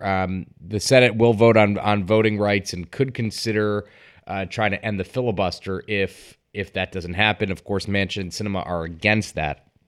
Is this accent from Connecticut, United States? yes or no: yes; Connecticut, United States; based in my home state of Connecticut